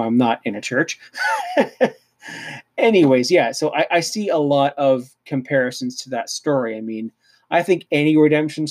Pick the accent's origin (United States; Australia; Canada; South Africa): Canada; I'm Canadian